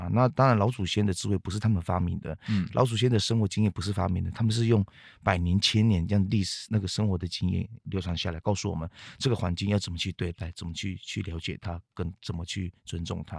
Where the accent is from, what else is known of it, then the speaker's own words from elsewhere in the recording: Katratripulr Puyuma, Taitung County, Taiwan; accent: Katratripulr (Zhiben) Puyuma; first language Puyuma; Chinese is a second language; 我本身我的主要的主语就是卑南语嘛。 嗯哼， 对资本系的卑南语